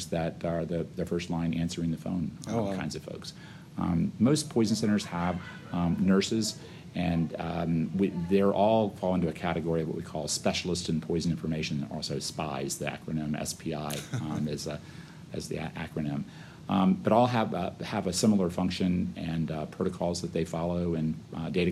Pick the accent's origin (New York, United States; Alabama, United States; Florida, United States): Florida, United States; also born or lived in Omaha, Nebraska / San Diego / Louisiana; come back to my home state of Florida